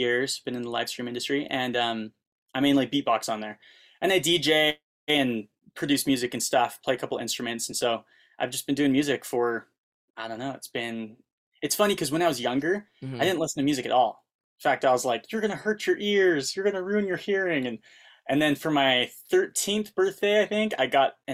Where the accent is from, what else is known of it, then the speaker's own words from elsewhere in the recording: Utah, United States; now in Los Angeles, United States; I am from Utah. I live in Los Angeles